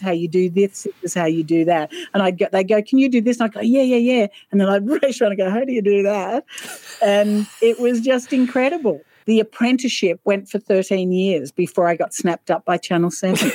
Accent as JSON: {"language": "English", "town": "Sydney", "region": "New South Wales", "country": "Australia", "tie": "born or raised there", "also_born_or_lived": "Wollongong", "said": "I was born in Sydney grew up in Sydney."}